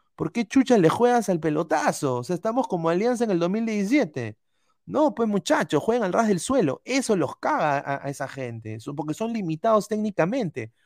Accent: Peru; Todos somos peruanos

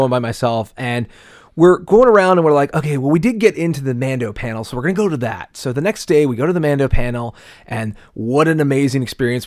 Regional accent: Pittsburgh, Pennsylvania, United States; We're from Pittsburgh.

